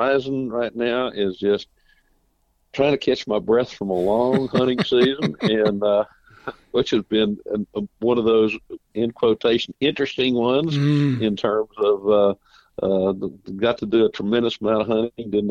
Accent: Colorado County, Texas, United States; also born or lived in Uvalde, Texas; now in Brenham, United States; where my wife and I both grew up down south in Colorado County.

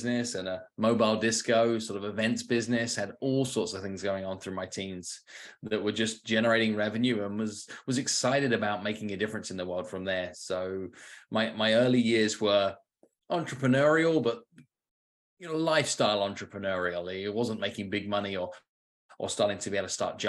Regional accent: United Kingdom; was one of four kids in an upbringing in the suburbs outside London.

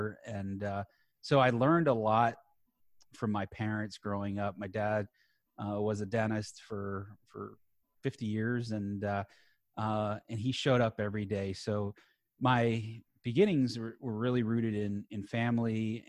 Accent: South Florida, United States; I'm born and raised in South Florida

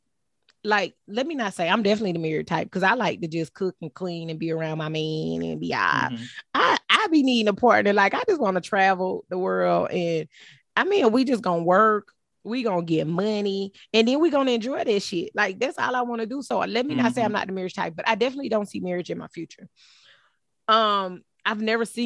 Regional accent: Ninety Six, South Carolina, United States; also born or lived in Port Arthur, Texas; in South Carolina, I was raised on Little Mountain Road

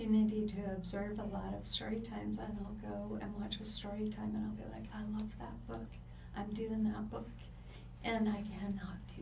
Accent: Pacific Northwest, United States; I'm from the Pacific Northwest

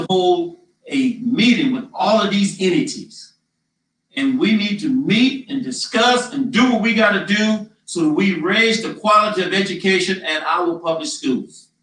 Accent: Donaldsonville, Louisiana, United States; I'm proud to also be raised in Donaldsonville

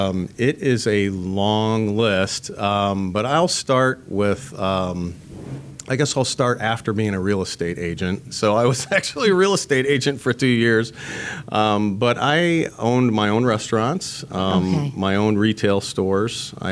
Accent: St. Petersburg, Florida, United States; Yeah, so I'm born and raised in Florida. I was actually born at St. Anthony's in St. Pete. I've lived all my life in Pinellas County

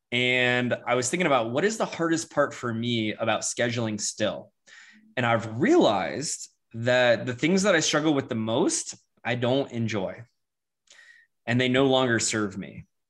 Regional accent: Florida, United States; also born or lived in Charleston, South Carolina; now in Denver, United States; I grew up in Florida

